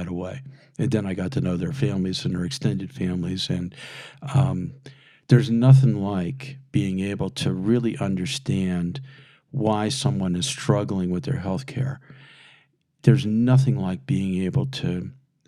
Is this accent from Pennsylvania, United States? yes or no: yes; Philadelphia, Pennsylvania, United States; moved away as an adult; I was a Yankee from Philadelphia in a Ford Escort